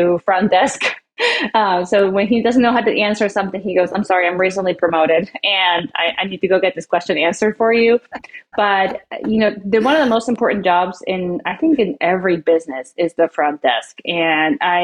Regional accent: Peru; also born or lived in Oklahoma City, United States; now in Flower Mound, United States; we come from Peru. We're from South America.

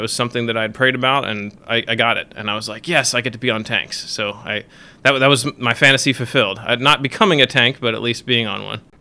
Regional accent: Millersville, Maryland, United States; I grew up in Millersville, Maryland

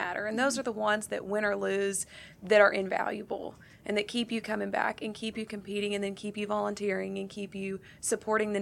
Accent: Stuttgart, Arkansas, United States; Growing up in rural Arkansas, I'm from Stuttgart originally

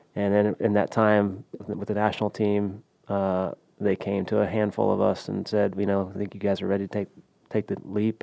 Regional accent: Houston, Texas, United States; I grew up in Houston

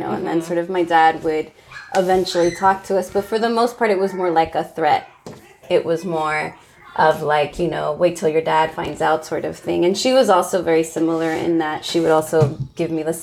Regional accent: San Francisco, California, United States; I am also from San Francisco. I was born and raised here

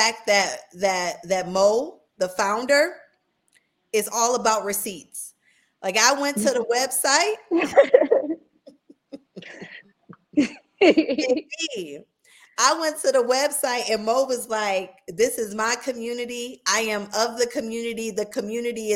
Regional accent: Buffalo, New York, United States; moved away as an adult; also born or lived in Southern United States; I'm originally from upstate New York. I'm from Buffalo. But I've been below the Mason-Dixon for almost 20 years now

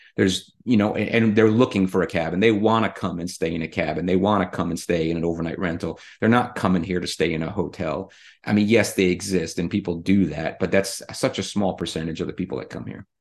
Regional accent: Rhode Island, United States; also born or lived in Middle Tennessee; now in Tennessee, United States; I'm originally from the Northeast. I'm originally from Rhode Island.

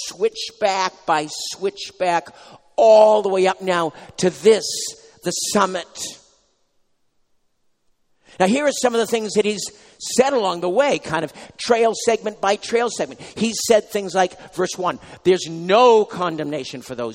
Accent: New England, United States; now in New Jersey, United States; I'm from New England. We have sort of mountains here. There, I should say. But here in New Jersey

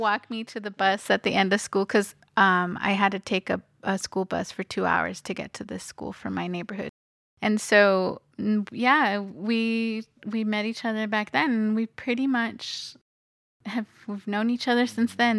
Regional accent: Los Angeles, California, United States; now in South Tucson, United States; I am originally from Los Angeles, California, where I was born and raised

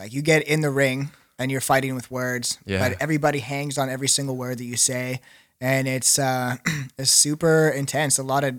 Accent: Swift Current, Saskatchewan, Canada; Swift Current. Not like super small.

